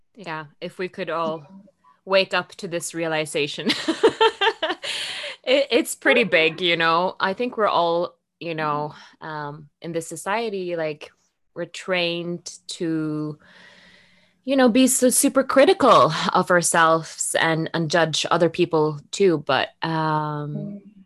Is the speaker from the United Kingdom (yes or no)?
no; Norway; English is a second language; moved away as an adult; also born or lived in Rome; Norway, you know, where I grew